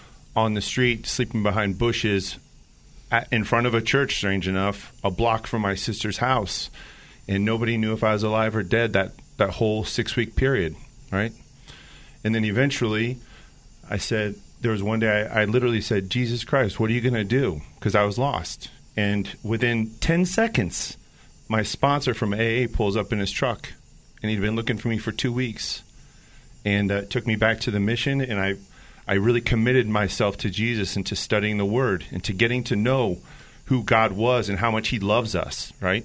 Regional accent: Indiana, United States; moved away as an adult; also born or lived in Chicago, Illinois; now in Bay Area, United States; I grew up in Indiana and lived in Chicago for about 10 years

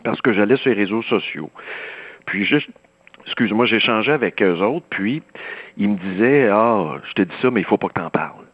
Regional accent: Saint-Rémi, Quebec, Canada; le rang Saint-Paul, chez nous à Saint-Rémy

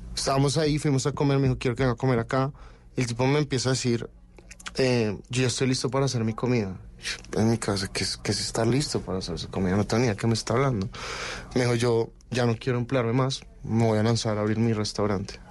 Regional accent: Colombia; moved away as an adult; also born or lived in Barcelona, Spain / France / Denmark; Soy colombiano

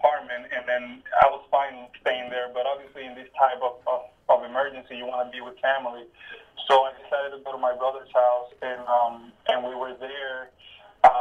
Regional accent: Ponce, Puerto Rico; English is a second language; also born or lived in Belgium; Right now, I am in Ponce, which is my hometown. It's in the southern part of the island

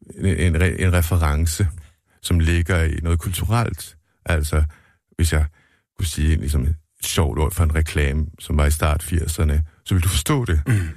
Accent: Denmark; moved away as an adult; now in Sweden; Jeg var den første fra Danmark

